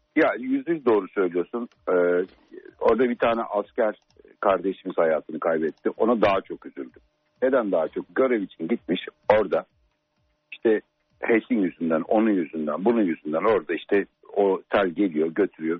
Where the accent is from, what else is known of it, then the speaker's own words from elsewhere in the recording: Turkey; ben kendi ülkem için konuşuyorum